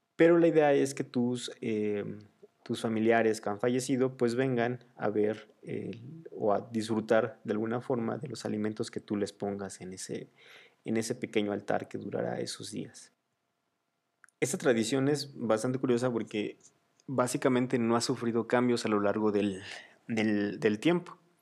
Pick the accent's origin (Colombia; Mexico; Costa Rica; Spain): Mexico; mi celebración favorita de todas las costumbres que tenemos en México